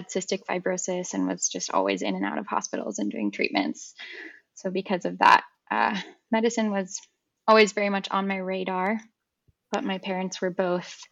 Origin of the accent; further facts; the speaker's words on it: San Francisco Bay Area, California, United States; I grew up in the San Francisco Bay Area